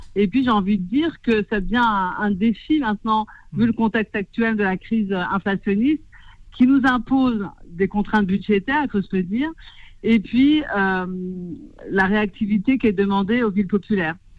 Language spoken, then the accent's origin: French; Clichy-sous-Bois, Île-de-France, France; born or raised there